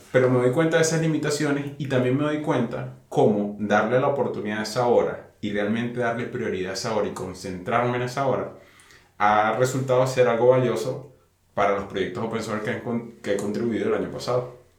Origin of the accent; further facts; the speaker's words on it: Venezuela; nosotros somos de Venezuela